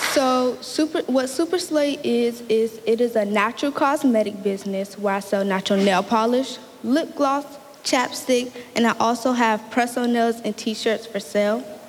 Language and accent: English; Norfolk, Virginia, United States; also born or lived in Portsmouth, Virginia; I am from Norfolk, Virginia, but I live in Portsmouth now